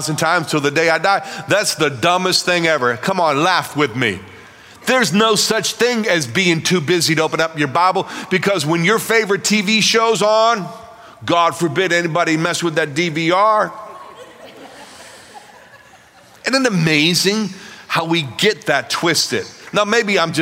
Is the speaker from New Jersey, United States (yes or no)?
no; Pittsburgh, Pennsylvania, United States; I'm from Pittsburgh, Pennsylvania